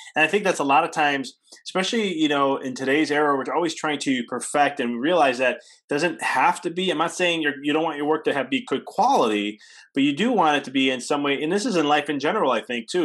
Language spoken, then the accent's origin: English; Illinois, United States; I come from Illinois